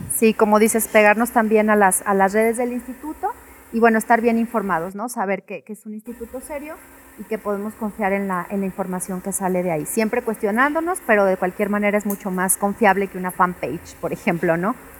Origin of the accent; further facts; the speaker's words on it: Mexico; comemos como mexicanos